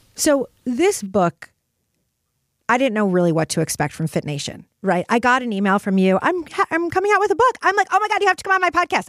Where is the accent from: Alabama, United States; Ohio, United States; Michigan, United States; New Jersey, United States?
Michigan, United States; Detroit; moved away; also born or lived in New York City; I grew up in Detroit